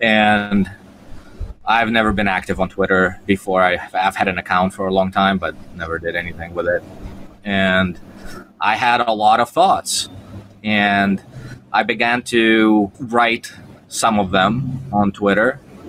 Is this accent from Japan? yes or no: yes; Japan; was my childhood dream as I was growing up in Japan in elementary school.